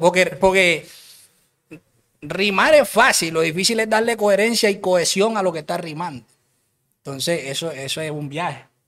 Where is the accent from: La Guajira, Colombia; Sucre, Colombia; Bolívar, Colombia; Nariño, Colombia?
Bolívar, Colombia; Cartagena; yo soy de Cartagena, de Cartagena